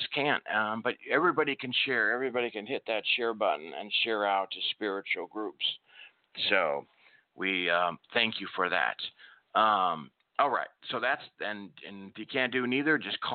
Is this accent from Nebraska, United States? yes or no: yes; Nebraska, United States; I grew up in Nebraska, and we had a lot of snow